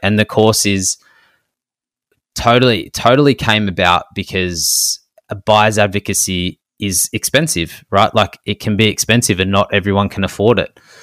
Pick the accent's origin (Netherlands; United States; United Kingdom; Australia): Australia; Melbourne, Victoria; we're from Melbourne